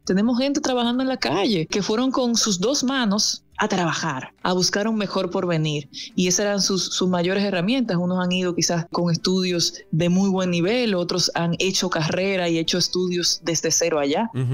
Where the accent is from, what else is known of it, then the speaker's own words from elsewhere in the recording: Salcedo, Hermanas Mirabal, Dominican Republic; yo soy de Salcedo